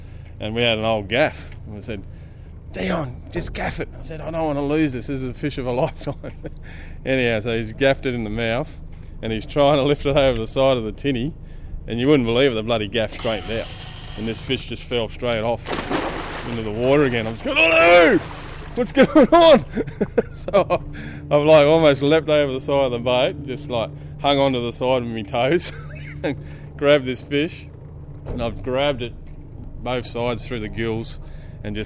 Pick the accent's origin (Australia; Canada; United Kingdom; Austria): Australia; Darwin, Northern Territory; born and bred in Darwin. Been here a very long time.